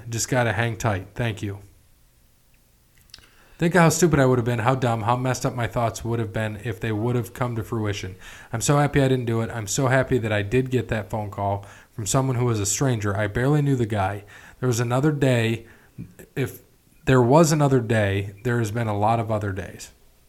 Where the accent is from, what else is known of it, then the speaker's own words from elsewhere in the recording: New York, United States; I'm from New York. What do you mean, Guns Welcome?